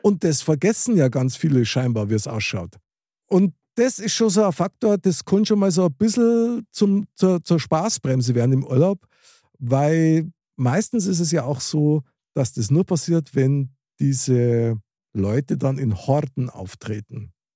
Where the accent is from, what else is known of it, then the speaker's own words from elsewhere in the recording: Germany; als Deutscher